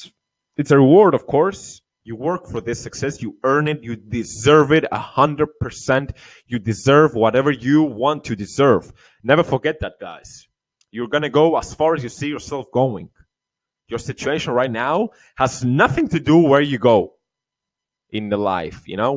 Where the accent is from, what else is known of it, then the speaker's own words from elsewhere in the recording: Cyprus; Cyprus, my home country